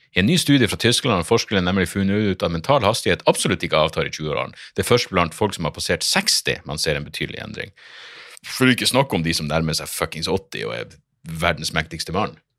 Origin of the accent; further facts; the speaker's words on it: Narvik, Nordland, Norway; jeg er fra Narvik